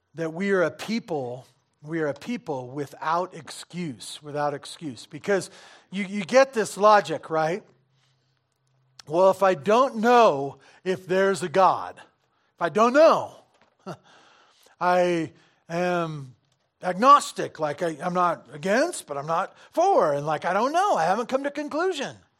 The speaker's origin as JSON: {"language": "English", "town": "Santa Barbara", "region": "California", "country": "United States", "tie": "born or raised there", "said": "I grew up in Santa Barbara, you know, s, surfing"}